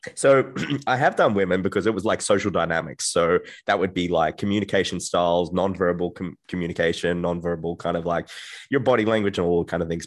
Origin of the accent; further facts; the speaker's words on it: Australia; I'm from Australia, and I, I come from a, a quiet town